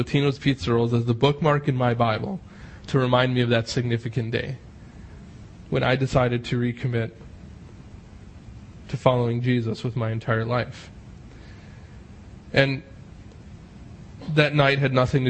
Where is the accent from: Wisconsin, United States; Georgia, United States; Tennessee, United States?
Wisconsin, United States; Menomonee Falls; I grew up down in Menominee Falls, pretty much, in an excellent Christian home.